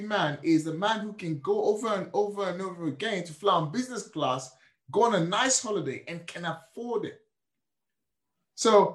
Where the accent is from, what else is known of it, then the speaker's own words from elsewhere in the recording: Nigeria; now in United Kingdom; I was born and raised in Nigeria.